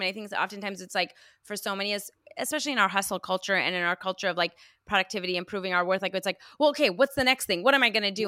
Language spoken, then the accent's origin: English; United States; also born or lived in Iran; I'm Iranian American, I was, I immigrated here when I was five